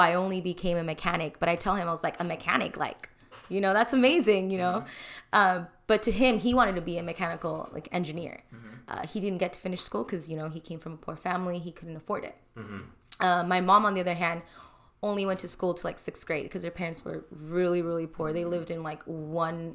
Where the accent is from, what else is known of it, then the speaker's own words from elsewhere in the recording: Thousand Oaks, California, United States; also born or lived in Compton, California; I was born in Compton, raised in the 805 in Thousand Oaks Westlake area.